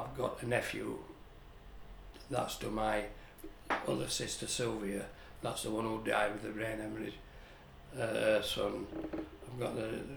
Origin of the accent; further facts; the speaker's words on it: Barnsley, Yorkshire and the Humber, United Kingdom; as a kid growing up in Barnsley